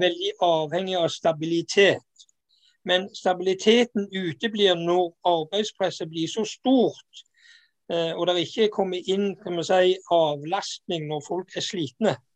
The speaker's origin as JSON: {"language": "Norwegian", "area": "Jæren", "region": "Rogaland", "country": "Norway", "also_born_or_lived": "Sørlandet", "moved": "yes", "said": "Jeg er jo jærbu"}